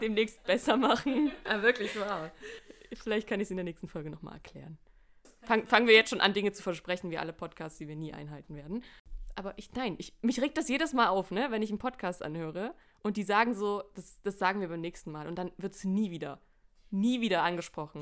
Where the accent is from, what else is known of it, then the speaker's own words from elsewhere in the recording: Saxony, Germany; wir kommen alle drei aus Sachsen